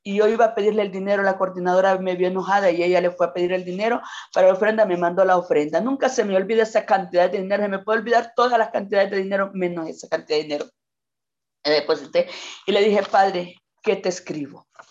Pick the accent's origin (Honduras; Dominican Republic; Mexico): Honduras; Quimistán, Santa Bárbara; no soy nativa de Quimistán, no soy nacida en Quimistán, pero mis padres me trajeron de tres años acá a este pueblo. Me encanta, me siento quimisteca